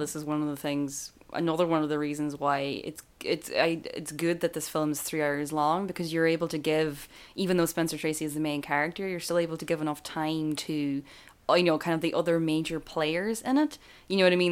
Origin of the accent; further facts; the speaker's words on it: Ireland; as Irish people